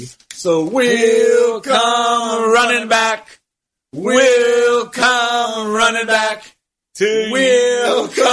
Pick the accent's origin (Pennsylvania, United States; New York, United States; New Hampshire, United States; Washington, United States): New York, United States; Altamont; now in Colonie, United States; I grew up in Altamont, New York, near Duanesburg, and my husband and I now live in Colony.